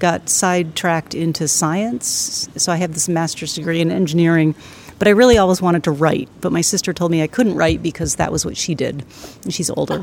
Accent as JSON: {"language": "English", "town": "Lyndonville", "region": "Vermont", "country": "United States", "tie": "born or raised there", "also_born_or_lived": "New Haven, Connecticut / Rutland, Vermont", "said": "I was raised in northern Vermont in Lindenville. I have to say, though, that I was not born in Vermont. I was born in New Haven, Connecticut, and we moved to Vermont when I was three."}